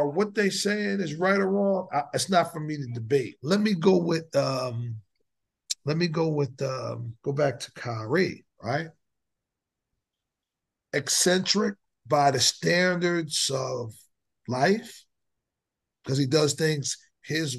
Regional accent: New Jersey, United States; moved away as an adult; now in Texas, United States; I grew up in Jersey, so we didn't go to segregated schools

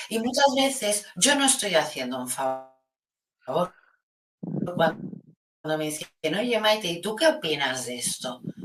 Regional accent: Spain

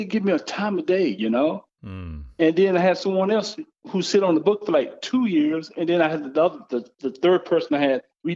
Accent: the South, United States; moved away as an adult; my life growing up in the South

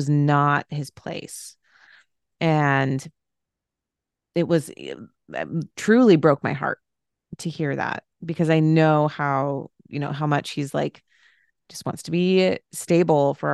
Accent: Phoenix, Arizona, United States; moved away as an adult; now in Cincinnati, United States; I am from Arizona, Phoenix area, grew up there my entire life, went to college in Flagstaff, Arizona

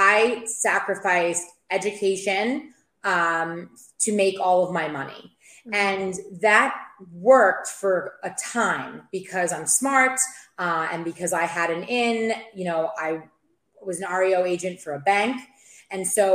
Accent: New York, United States; moved away as an adult; also born or lived in Maryland; now in St. Petersburg, United States; I'm from New York. You'll hear that when I speak.

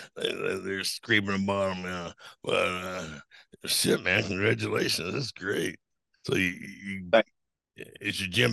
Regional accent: Eglin Air Force Base, Florida, United States; born there; Yeah, I was born in Florida, Eglin Air Force Base, which is up on the Panhandle.

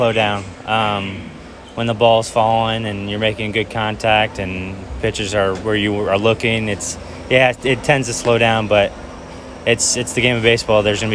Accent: Miami, Florida, United States; moved away as an adult; now in Murfreesboro, United States; Growing up in Miami, it's a little crazy down there

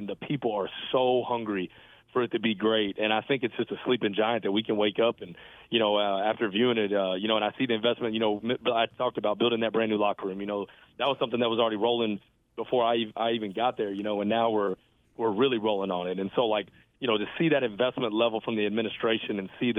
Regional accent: Texas, United States; for me growing up in Texas, and and getting to lead a FBS program in my home state is literally a dream come true.

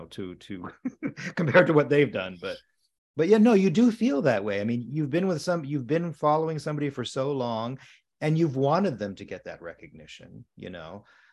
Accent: Southern US, United States; now in California, United States; And from where I came from, the Deep South, you know, that … weren't

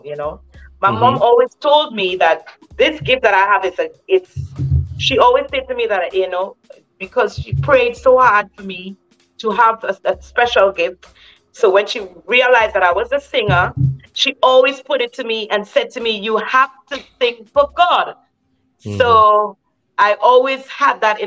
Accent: Trinidad & Tobago; coming from my little island

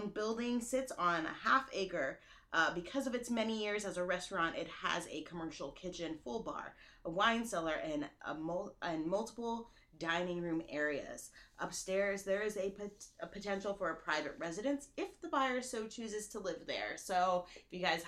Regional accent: Monterey, California, United States; moved away; I'm from Monterey, California

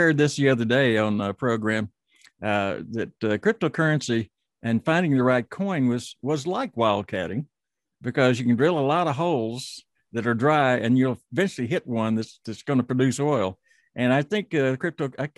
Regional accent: Amarillo, Texas, United States; I grew up around Amarillo, Texas

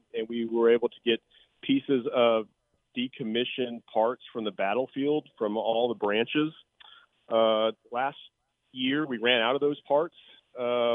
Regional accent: Fort Worth, Texas, United States; I'm from Fort Worth

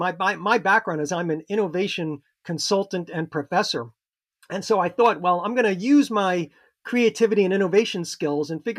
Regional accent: New York area, United States; I grew up in the New York area, and I was a diehard Mets fan in 1970

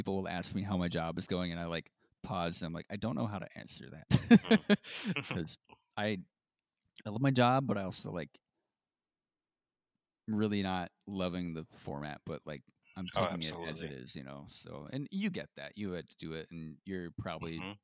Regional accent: near Rochester, New York, United States; growing up near Rochester

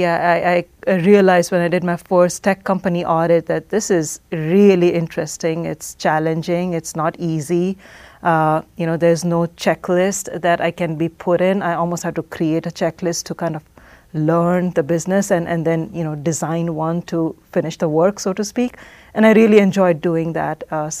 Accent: Oman; now in United States; So growing up in Oman, minority, to begin with, and my entire life in Oman

